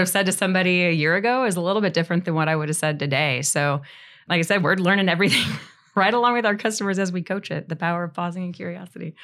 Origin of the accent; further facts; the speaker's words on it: Northeast Missouri, United States; moved away as an adult; also born or lived in Saint Louis, Missouri; I'm from Northeast Missouri originally, so moved to Saint Louis afterwards